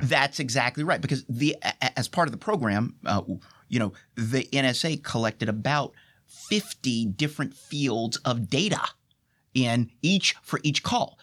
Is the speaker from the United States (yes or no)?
yes; United States; I am an American, and as an American